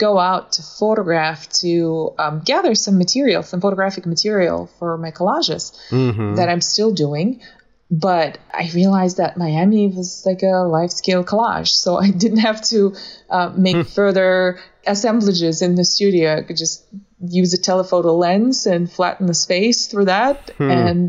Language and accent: English; Moscow, Russia; also born or lived in southern Russia / Illinois; now in Florida, United States; I was born in the South, actually, but then I grew up in Moscow because I moved there as a child.